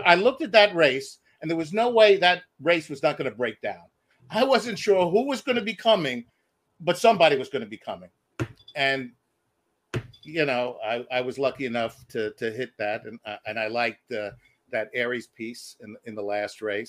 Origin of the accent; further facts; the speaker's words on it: New York City, New York, United States; now in Nashua, United States; I'm a transplant from Brooklyn.